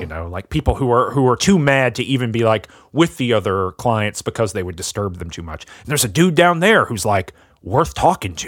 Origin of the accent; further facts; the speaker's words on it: the South, United States; I'm from the South